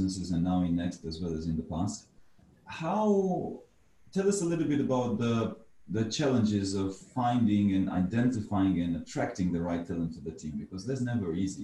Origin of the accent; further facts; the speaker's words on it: Romania; moved away; I come from Romania originally